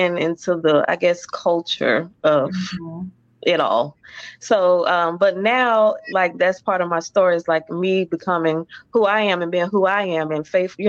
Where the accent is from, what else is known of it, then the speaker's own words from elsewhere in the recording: Orlando, Florida, United States; moved away as an adult; also born or lived in Warner Robins, Georgia; born and raised in Orlando. So we were here for like 2 years. And then we moved to Georgia, Warner Robins